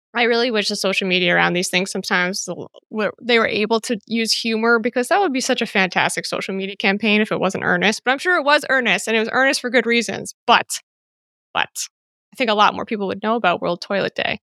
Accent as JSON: {"language": "English", "country": "United States", "moved": "yes", "lives_now": "Greece", "said": "my life is as an American because of all of this? I don't actually live in the States, so it doesn't apply to me, and I'm in Greece"}